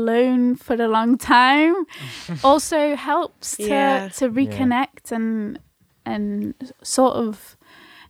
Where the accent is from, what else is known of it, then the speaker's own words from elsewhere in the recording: Mallorca, Balearic Islands, Spain; accent: Scouse with slight inflections of Spanish; now in Liverpool, United Kingdom; I was brought up in Mallorca